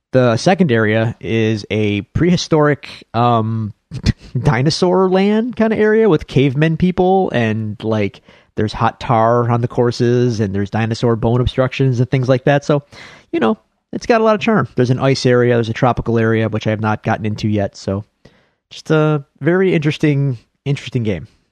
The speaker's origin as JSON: {"language": "English", "town": "Buffalo", "region": "New York", "country": "United States", "accent": "Buffalo", "said": "my Buffalo accent"}